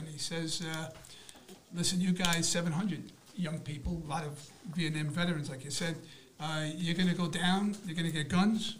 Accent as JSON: {"language": "English", "town": "Franklin Square", "region": "New York", "country": "United States", "tie": "born or raised there", "also_born_or_lived": "Queens", "said": "Another Long Island kid. Nassau County, Franklin Square. Spent 23 years there."}